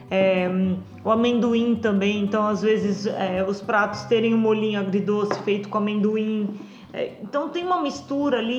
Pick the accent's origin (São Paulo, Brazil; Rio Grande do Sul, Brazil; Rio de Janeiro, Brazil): Rio Grande do Sul, Brazil; É, de novo, eu cresci no Rio Grande do Sul, né? Que todo mundo é. A maioria das pessoas são carnívoras.